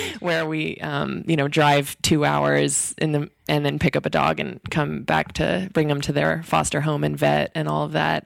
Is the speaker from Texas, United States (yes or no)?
yes; Texas, United States; I'm from Texas